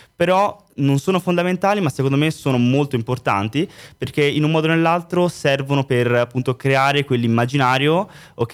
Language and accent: Italian; Florence, Tuscany, Italy; moved away as an adult; also born or lived in Berlin; now in Milan, Italy; nella mia città io sono di Firenze